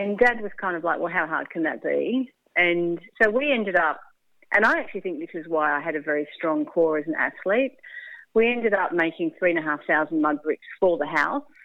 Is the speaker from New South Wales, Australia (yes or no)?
no; Melbourne, Victoria, Australia; born or raised there; also born or lived in England